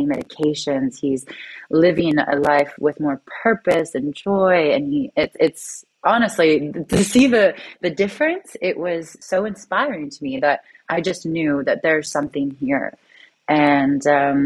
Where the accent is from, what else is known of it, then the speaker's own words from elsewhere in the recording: Toronto, Ontario, Canada; I'm from Toronto, Canada, and it's very much a capitalist city, a finance city.